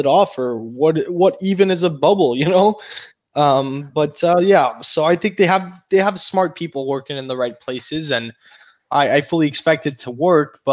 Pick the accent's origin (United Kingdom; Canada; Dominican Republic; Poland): Canada; As a Canadian